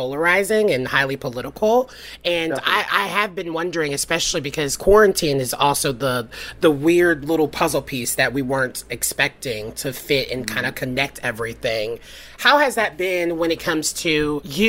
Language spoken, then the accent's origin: English; the South, United States; I'm from the South